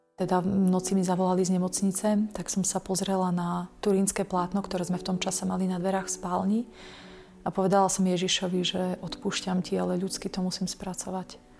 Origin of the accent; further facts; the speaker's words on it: Bardejov, Prešov Region, Slovakia; also born or lived in England; v Bardejove, v mojom rodnom meste